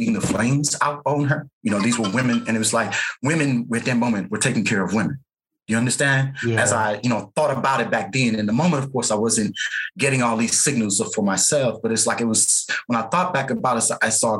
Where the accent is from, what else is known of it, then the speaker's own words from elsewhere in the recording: St. Louis, Missouri, United States; I grew up in St. Louis, Missouri